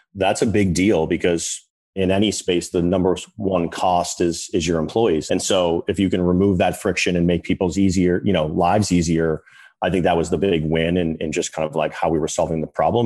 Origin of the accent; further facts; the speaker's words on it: Boston, Massachusetts, United States; I'm from Boston, North Shore